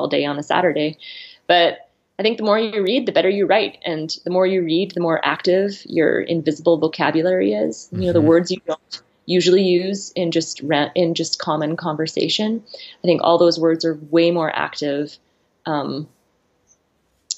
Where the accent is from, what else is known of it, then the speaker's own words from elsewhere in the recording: Saskatchewan, Canada; also born or lived in Arizona / New Zealand; now in Idaho, United States; I'm from the Great Northern Plains. I'm from Saskatchewan.